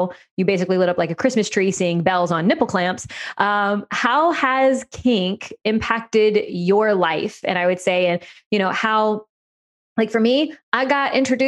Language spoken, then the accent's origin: English; New Orleans, Louisiana, United States; I'm from New Orleans